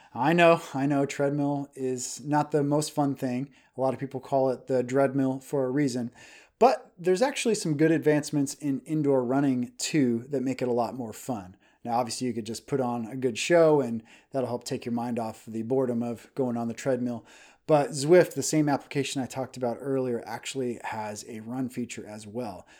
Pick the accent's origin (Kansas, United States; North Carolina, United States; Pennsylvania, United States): Kansas, United States; moved away as an adult; also born or lived in Hong Kong; now in Dallas, United States; We are from Kansas and we moved into Texas. We're in the Dallas, Texas area now.